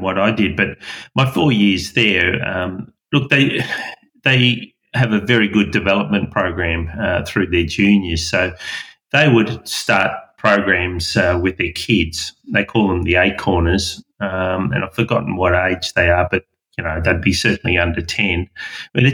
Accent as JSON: {"language": "English", "town": "Melbourne", "region": "Victoria", "country": "Australia", "tie": "born or raised there", "also_born_or_lived": "Belgium", "said": "When I was growing up in Melbourne"}